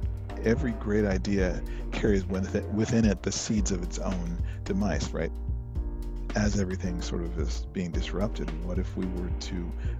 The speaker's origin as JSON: {"language": "English", "town": "Lakewood", "region": "Colorado", "country": "United States", "tie": "born or raised there", "also_born_or_lived": "Pittsburgh, Pennsylvania", "moved": "as an adult", "lives_now": "Portland, United States", "said": "I am a jazz pianist and composer living in Portland. I was born in Pittsburgh, Pennsylvania, and grew up in Lakewood, Colorado, which is a suburb of Denver."}